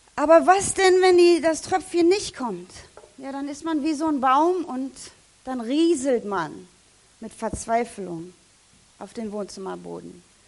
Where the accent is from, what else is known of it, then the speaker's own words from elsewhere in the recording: Germany; als Deutscher